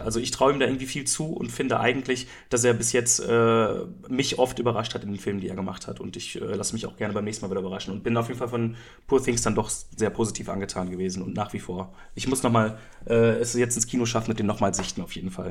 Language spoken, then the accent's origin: German; Germany; als Deutscher